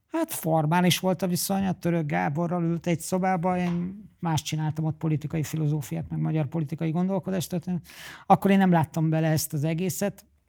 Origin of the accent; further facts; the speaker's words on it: Hungary; Én oda mennék mint magyar Franciaországban